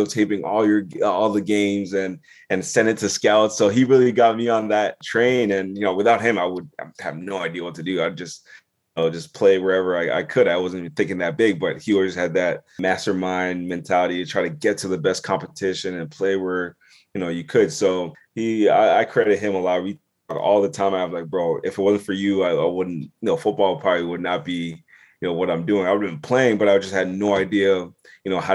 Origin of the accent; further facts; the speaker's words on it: Southern Ontario, Canada; also born or lived in Toronto / Ghana (ancestry) / United States; grew up in Southern Ontario. You know, my dad, you know, moved, you know, we're from Ghana originally. I was born in Toronto, then obviously moved to Southern Ontario